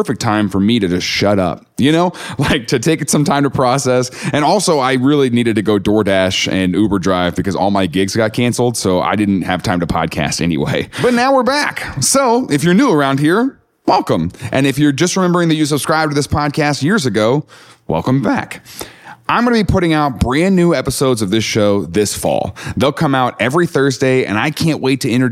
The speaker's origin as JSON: {"language": "English", "region": "the Bible Belt", "country": "United States", "tie": "born or raised there", "said": "I grew up in the Bible Belt"}